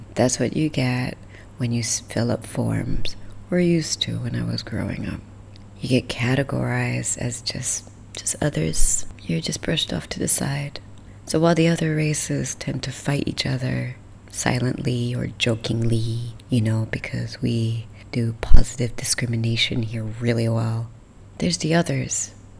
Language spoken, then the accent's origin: English; Sarawak, Malaysia; accent: American; My English accent, my American accent. No one in America believes I'm from anywhere else but America. So, which is fine. So, I've never really been proud about being Iban Daya